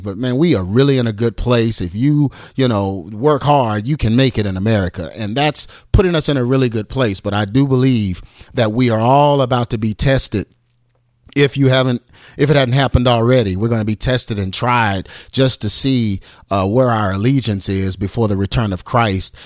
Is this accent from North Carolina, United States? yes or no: no; Texas, United States; I'm from Texas, so I say fire.